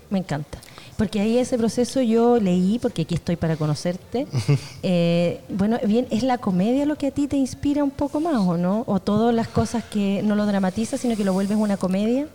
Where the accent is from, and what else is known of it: Concepción, Biobío, Chile